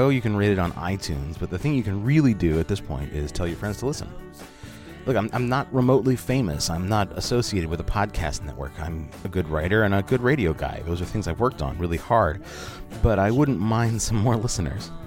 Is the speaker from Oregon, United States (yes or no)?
yes; Portland, Oregon, United States; I am a writer and radio producer from Portland, Oregon, and I am that rare bird. I actually grew up here.